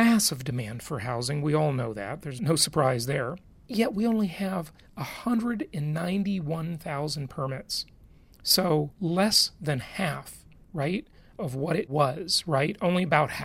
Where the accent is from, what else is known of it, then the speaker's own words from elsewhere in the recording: Los Angeles, California, United States; also born or lived in Orange County, California; growing up in Los Angeles